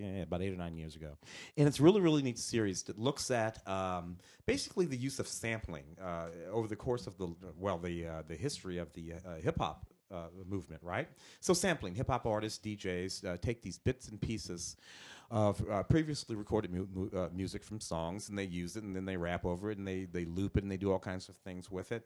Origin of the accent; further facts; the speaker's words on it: St. Louis, Missouri, United States; moved away; I'm from the Midwest. I'm from Saint Louis